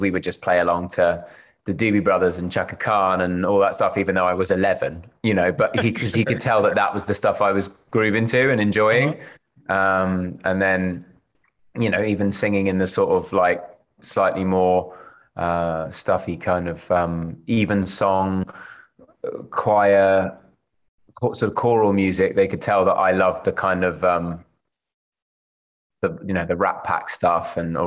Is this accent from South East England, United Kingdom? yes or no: no; London, United Kingdom; also born or lived in Cambridge, England; I was born in Cambridge in England and grew up in South London